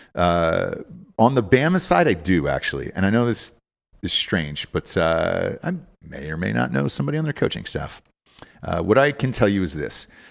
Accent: Georgia, United States; I'm from Georgia, too.

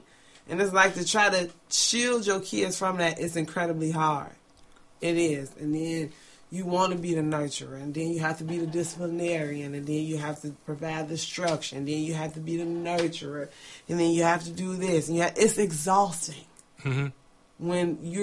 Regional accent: Chicago, Illinois, United States; Growing up in Chicago, and growing up in the neighborhood that I grew up

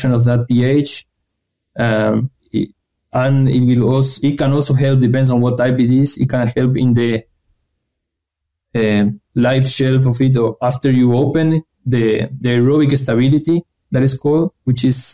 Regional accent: Ramírez, Entre Ríos, Argentina; moved away as an adult; also born or lived in Santa Fe, Argentina / Florida, United States / Germany; I'm originally from Argentina, from the center of the country in a city called Ramírez in the state of Entre Ríos

